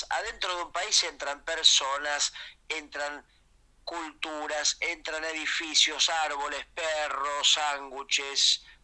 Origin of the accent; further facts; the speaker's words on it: Uruguay; O sea, nosotros somos uruguayos, tenemos tanto huevo que tomamos mate mientras corremos en la cancha.